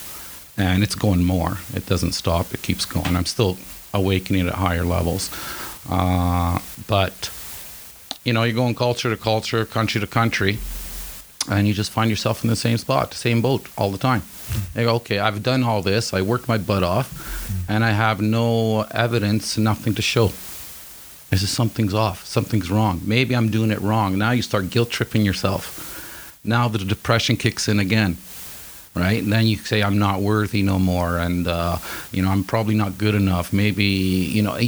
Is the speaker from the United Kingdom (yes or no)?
no; Italy; moved away as an adult; now in Canada; I'm from Italy